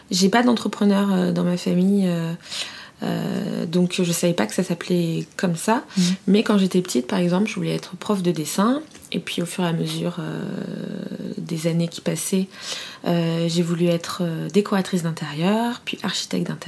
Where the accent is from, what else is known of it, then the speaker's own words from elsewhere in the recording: Fontainebleau, Île-de-France, France; also born or lived in Paris; je suis née à Paris, mais euh, à 5 ans, j'ai emménagé à Fontainebleau